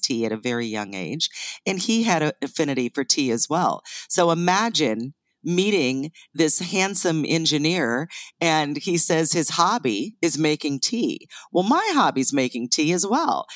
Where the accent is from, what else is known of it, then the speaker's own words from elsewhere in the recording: northeastern Ohio, United States; also born or lived in Canada; I was born in Canada, but raised in northeastern Ohio